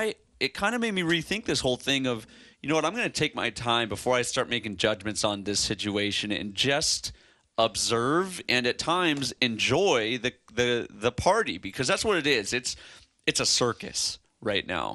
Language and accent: English; Chicago, Illinois, United States; I'm from Chicago